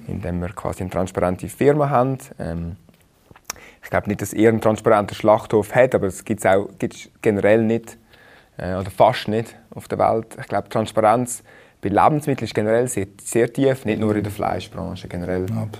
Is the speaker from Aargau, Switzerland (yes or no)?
yes; Rheinfelden, Aargau, Switzerland; moved away as an adult; also born or lived in Zurich; ich bin in Rheinfelden aufgewachsen